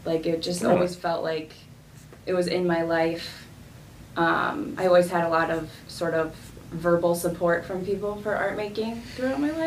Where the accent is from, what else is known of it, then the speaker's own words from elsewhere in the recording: Downers Grove, Illinois, United States; moved away as an adult; now in Aurora, United States; I grew up in Downers Grove, Illinois